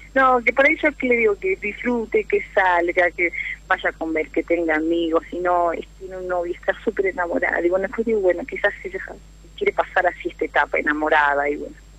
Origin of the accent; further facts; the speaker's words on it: Humahuaca, Jujuy, Argentina; now in Mar del Plata, Argentina; soy de Jujuy, de la quebrada de Mahuaca